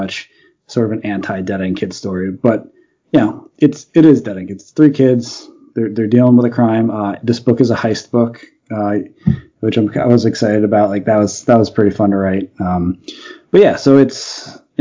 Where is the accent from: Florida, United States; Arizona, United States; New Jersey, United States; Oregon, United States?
New Jersey, United States; Union Beach; I grew up in a small beach town called Union Beach